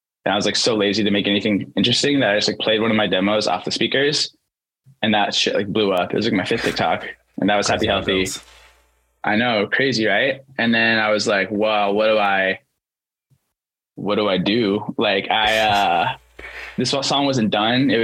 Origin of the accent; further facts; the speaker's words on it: Kent, Washington, United States; A suburb called Kent